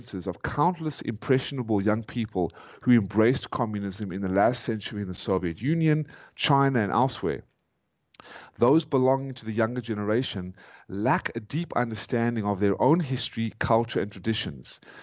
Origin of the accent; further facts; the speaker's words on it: South Africa; moved away as an adult; now in United States; I am a South African